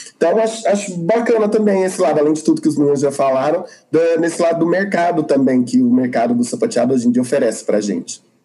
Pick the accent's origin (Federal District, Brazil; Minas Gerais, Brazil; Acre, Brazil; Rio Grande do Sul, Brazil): Minas Gerais, Brazil; Araguari; moved away as an adult; now in Uberlândia, Brazil; sou de Araguari, agora moro em Berlândia